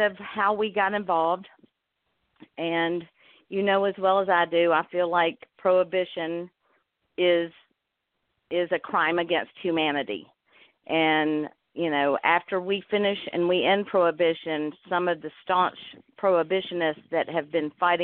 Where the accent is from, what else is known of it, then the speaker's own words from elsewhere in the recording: Georgia, United States; accent: Georgia; I was from Georgia with my accent